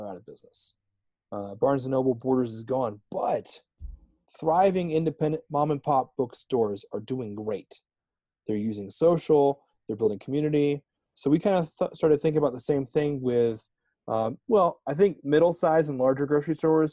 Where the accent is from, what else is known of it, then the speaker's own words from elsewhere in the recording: East Coast, United States; moved away; are both from the East Coast